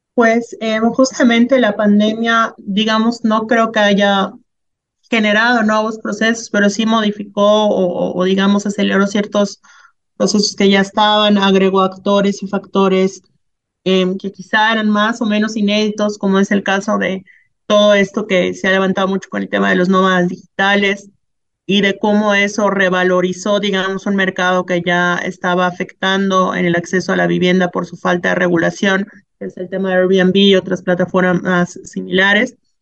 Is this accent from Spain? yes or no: no; Mexico